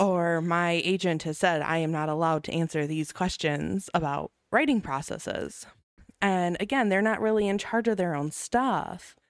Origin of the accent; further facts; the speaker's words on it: Racine, Wisconsin, United States; I grew up in Racine. Um, I've traveled outside of Racine to attempt to live several times, but I always get pulled back